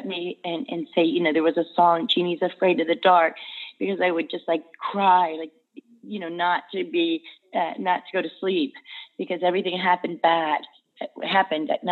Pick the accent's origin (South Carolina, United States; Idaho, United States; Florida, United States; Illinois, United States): Florida, United States; Davie; I am from, born in Davie, Florida